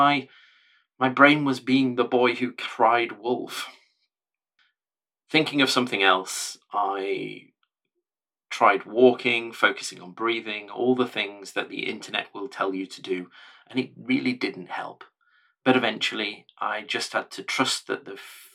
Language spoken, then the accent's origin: English; the North, the north of England, United Kingdom; I was born in the North a long time ago, a child of the 70s, brought up in a time and a place and in a family that didn't much talk about mental health